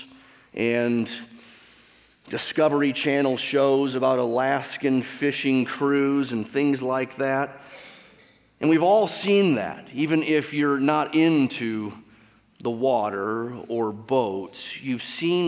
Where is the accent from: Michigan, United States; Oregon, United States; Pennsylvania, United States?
Michigan, United States; I grew up in Michigan with the Great Lakes surrounding that state.